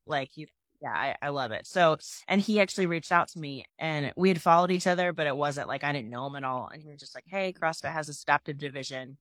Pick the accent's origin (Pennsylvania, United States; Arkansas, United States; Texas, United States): Pennsylvania, United States; now in Nashville, United States; I'm originally from Pennsylvania